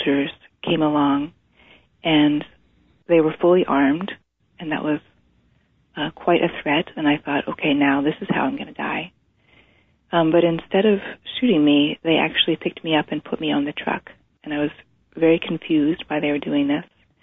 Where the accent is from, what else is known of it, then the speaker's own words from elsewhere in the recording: East Coast, United States; now in Washington, United States; I was growing up on the East Coast